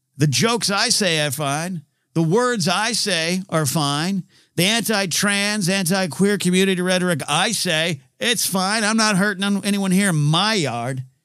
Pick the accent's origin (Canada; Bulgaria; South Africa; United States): United States; near Pismo Beach, California; I was raised near Pismo Beach, where you had to wear a hoodie to the beach